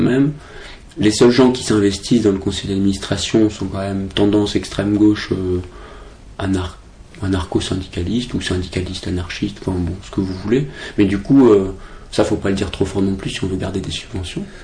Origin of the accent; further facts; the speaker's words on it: Brest, Brittany, France; moved away as an adult; now in Paris, France; je suis de Brest